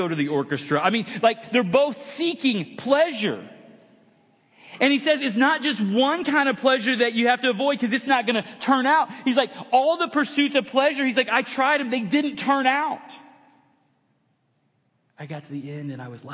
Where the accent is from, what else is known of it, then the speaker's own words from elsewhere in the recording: United States; I'm American